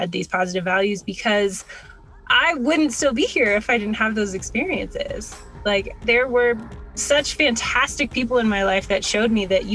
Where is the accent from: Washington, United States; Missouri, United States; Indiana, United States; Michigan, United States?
Washington, United States; born or raised there; also born or lived in Hawaii